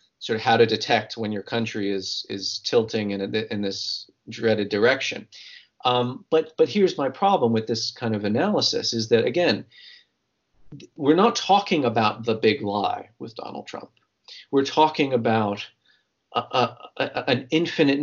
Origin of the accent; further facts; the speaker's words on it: New York City, New York, United States; as a New Yorker